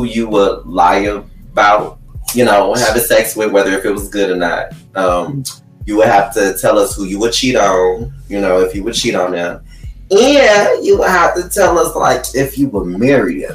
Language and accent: English; Detroit, Michigan, United States; I'm from Detroit